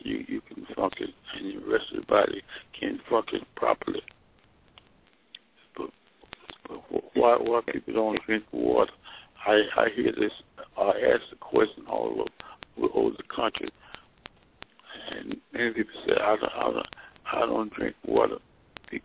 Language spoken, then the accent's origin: English; Mississippi, United States; born or raised there; moved away as an adult; also born or lived in Alabama / Nashville, Tennessee / Washington, D.C. / Daytona Beach, Florida